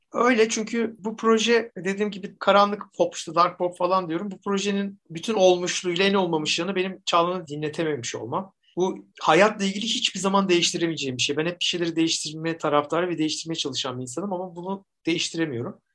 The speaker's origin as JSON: {"language": "Turkish", "region": "Zonguldak", "country": "Turkey", "tie": "born or raised there", "said": "Taşra'da büyüdüm Zonguldak'ta."}